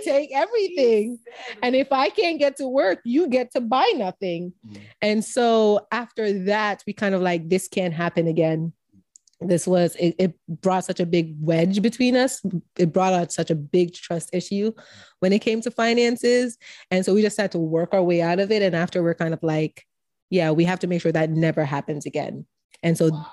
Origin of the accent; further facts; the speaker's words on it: Jamaica; Being Jamaican